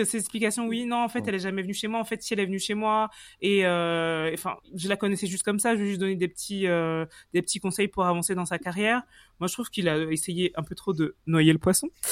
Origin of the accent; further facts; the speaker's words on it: France; chez nous en France